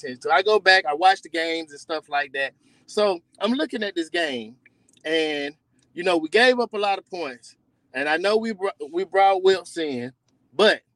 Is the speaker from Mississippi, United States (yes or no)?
yes; Mississippi, United States; moved away as an adult; now in Georgia, United States; I'm in Georgia. I'm from Mississippi, but I've been staying in Georgia for the last 20 years.